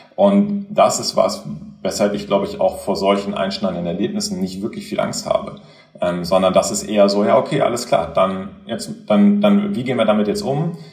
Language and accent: German; Göttingen, Lower Saxony, Germany; moved away; also born or lived in Kiel; ich bin in Göttingen aufgewachsen